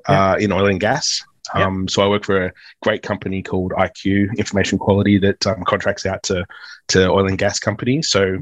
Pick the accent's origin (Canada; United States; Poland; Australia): Australia; Melbourne, Victoria; moved away as an adult; also born or lived in Queensland / London; now in Perth, Australia; Yeah, I was born in Queensland, but moved over to Melbourne when I was one. So I pretty much was born and raised in Melbourne, essentially.